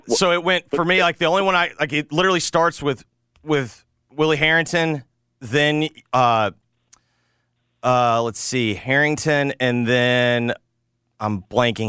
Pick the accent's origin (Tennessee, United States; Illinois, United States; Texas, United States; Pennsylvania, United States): Tennessee, United States; Memphis; someone who grew up here